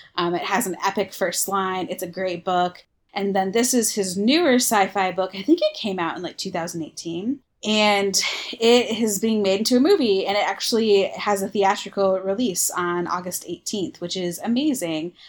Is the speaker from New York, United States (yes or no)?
no; Michigan, United States; moved away as an adult; also born or lived in Iowa; just moved. from Iowa back to my home state of Michigan